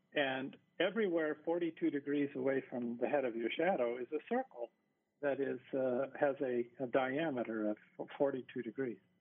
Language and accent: English; Seattle, Washington, United States; now in Hawaii, United States; I grew up in the Seattle area where we have plenty of rain